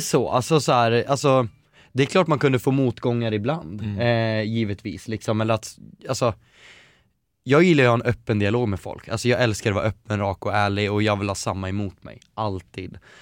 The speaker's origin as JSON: {"language": "Swedish", "town": "Eskilstuna", "region": "Södermanland", "country": "Sweden", "tie": "born or raised there", "also_born_or_lived": "Västerås", "moved": "yes", "lives_now": "Stockholm, Sweden", "said": "Jag har vuxit upp i Eskilstuna där jag känt att jag absolut inte vill bo"}